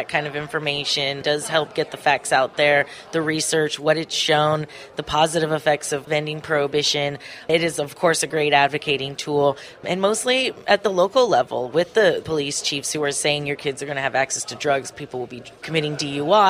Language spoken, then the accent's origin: English; Ventura County, California, United States; I grew up in Ventura County